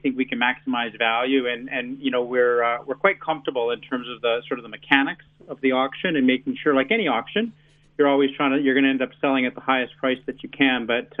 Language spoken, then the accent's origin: English; Canada; moved away as an adult; now in New Zealand; my home country of Canada.